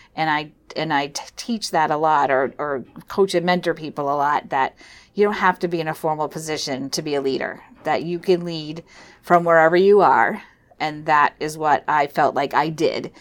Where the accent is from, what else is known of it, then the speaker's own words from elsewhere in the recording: Weare, New Hampshire, United States; also born or lived in Philadelphia, Pennsylvania; I grew up in Ware, New Hampshire